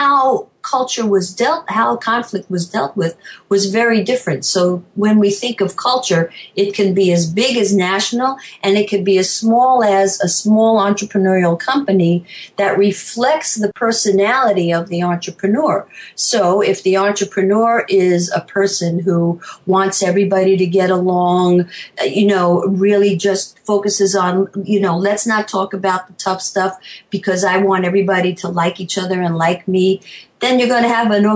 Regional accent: New York, United States; moved away as an adult; also born or lived in Chicago, Illinois / Tucson, Arizona; now in Savannah, United States; I'm originally a New Yorker

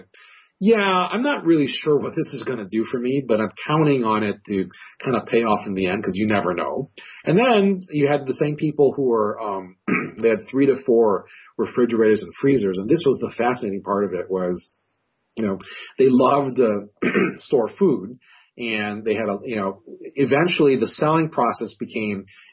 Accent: Hawaii, United States; moved away; I grew up in Hawaii, and we go back frequently

